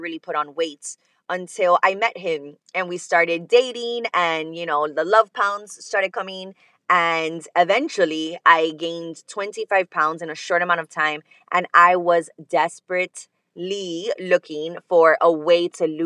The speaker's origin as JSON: {"language": "English", "town": "Miami", "region": "Florida", "country": "United States", "tie": "born or raised there", "said": "I am from Miami, Florida. Born and raised"}